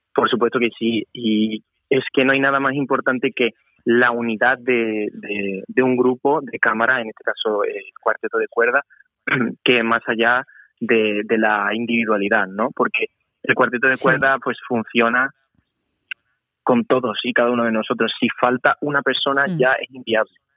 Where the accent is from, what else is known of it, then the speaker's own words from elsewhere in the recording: Seville, Andalusia, Spain; moved away; yo soy de Sevilla